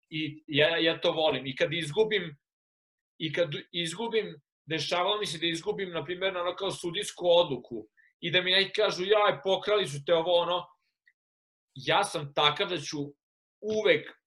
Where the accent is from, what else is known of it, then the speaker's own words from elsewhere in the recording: Serbia; moved away; sam odrastao u Srbiji u kojoj je sve takmičenje.